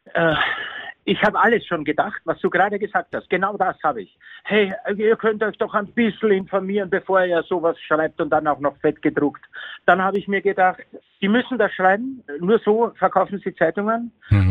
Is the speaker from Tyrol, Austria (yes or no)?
no; Vienna, Austria; also born or lived in Bavaria, Germany; now in Germany; ich bin ein Wiener